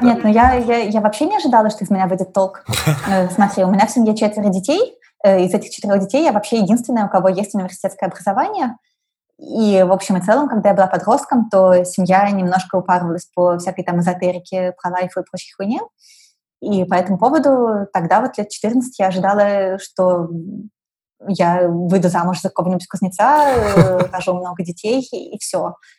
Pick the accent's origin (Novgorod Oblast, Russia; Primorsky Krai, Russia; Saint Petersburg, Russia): Saint Petersburg, Russia; also born or lived in Moscow; Я выросла вот в Питере